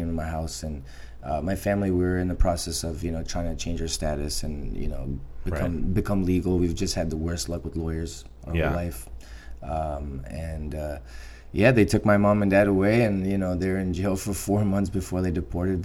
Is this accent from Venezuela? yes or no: no; Albania; now in United States; I'm Albanian. I was born in Albania